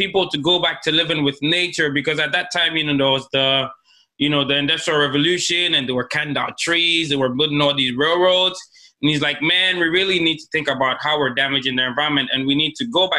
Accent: Ghana; moved away as an adult; now in South Korea; I'm from Ghana, and I've been here for like 6 years, going to 7 years now

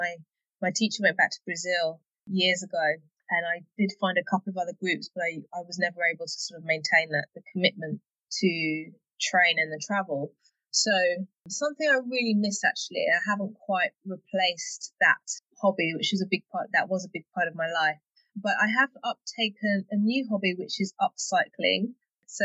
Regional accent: London, United Kingdom; also born or lived in Hertfordshire; I'm from London, and I have just moved to North London, border of North London, Hertfordshire, actually

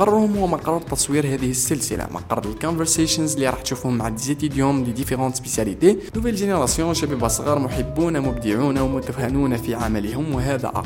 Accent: Algeria; يعني بالنسبه لنا نحن كجزائريين قدر ما نقدروش نوفروه على جوجل بودكاست

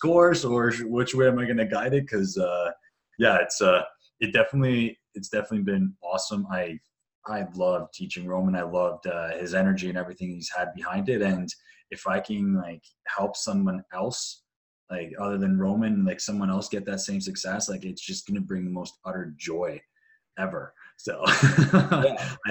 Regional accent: Canada; also born or lived in Bosnia; I'm half Croatian, half Serbian, born in Bosnia there. But grew up in Canada

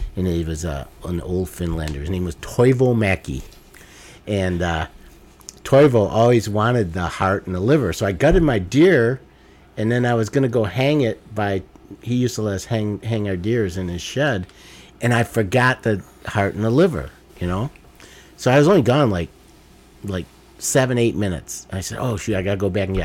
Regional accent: Detroit, Michigan, United States; I grew up in Detroit

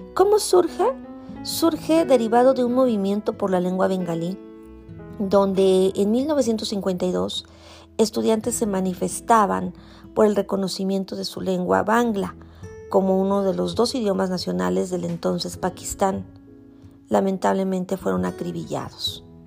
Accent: Mexico; nos da identidad como mexicanos

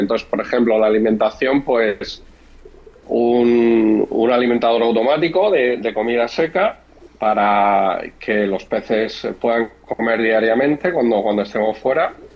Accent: Murcia, Region of Murcia, Spain; now in Madrid, Spain; Yo vivo en Madrid, pero bueno, soy, soy de Murcia, que es el, el sureste de España

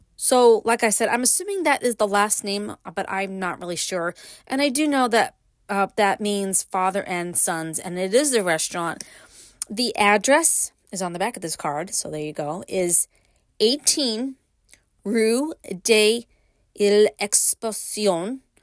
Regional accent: New York City, New York, United States; moved away; I grew up in Brooklyn

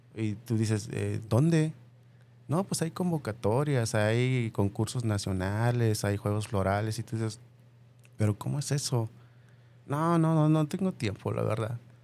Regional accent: Michoacán, Mexico; now in Guadalajara, Mexico; vengo de Michoacán

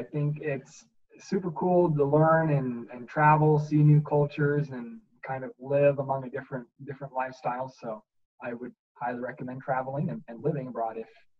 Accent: Alexandria, Virginia, United States; also born or lived in Colorado / North Dakota / California; But I primarily say I'm from Virginia, Alexandria. So cool. Northern Virginia. And that's where I did middle school and high school.

